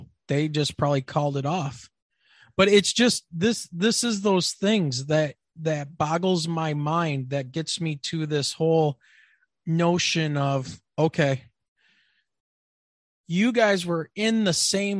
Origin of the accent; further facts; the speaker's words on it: Mount Clemens, Michigan, United States; moved away; Because I grew up in Mount Clemens, so I grew up in the shadow of Selfridge, and seeing back in the day it was F-4s and A-7s, and then I ended up moving out of the area when they ended up getting the F-16s.